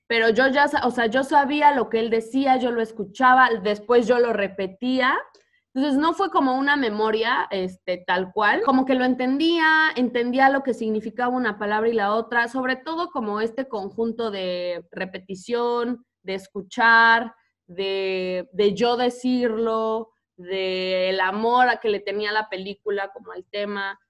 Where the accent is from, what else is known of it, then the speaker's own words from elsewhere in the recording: Mexico; accent: Mexican; moved away as an adult; now in United States; no hablan como yo, que me crié en México.